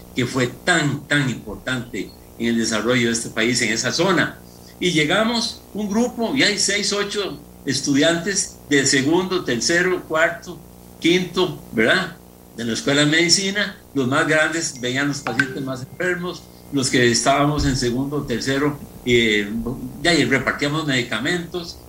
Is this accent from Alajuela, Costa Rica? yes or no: yes; Atenas, Alajuela, Costa Rica; mi pueblo querido